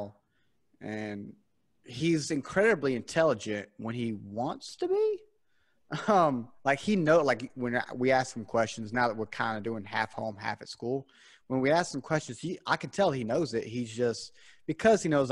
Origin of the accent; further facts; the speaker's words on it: South Carolina, United States; I'm from South Carolina here in the South, born and raised. Well, not born, but raised here in South Carolina